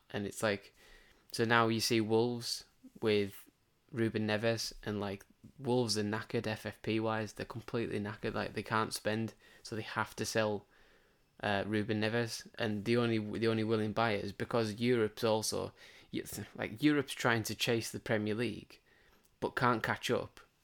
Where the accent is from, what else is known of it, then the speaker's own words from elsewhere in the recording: England, United Kingdom; we sit here as, as English, um, football fans